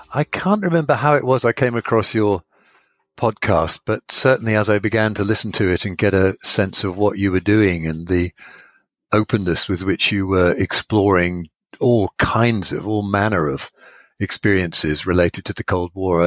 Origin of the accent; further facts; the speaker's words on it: Sheringham, East of England, United Kingdom; moved away as an adult; I moved back to my hometown in Sheringham.